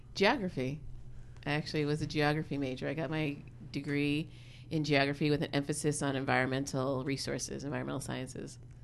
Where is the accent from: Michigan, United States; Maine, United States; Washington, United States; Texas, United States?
Washington, United States; Seattle; moved away as an adult; also born or lived in Berkeley, California; now in Oakland, United States; I'm from Seattle originally